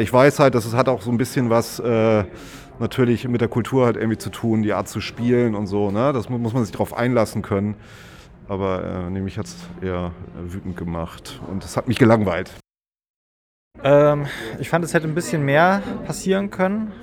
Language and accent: German; Germany; als Deutsche